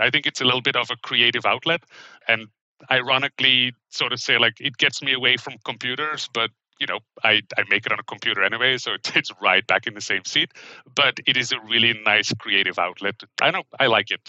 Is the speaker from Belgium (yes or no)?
yes; Belgium; English is a second language; moved away as an adult; also born or lived in Middle East / Vancouver, Canada; now in Seattle, United States; I grew up in Belgium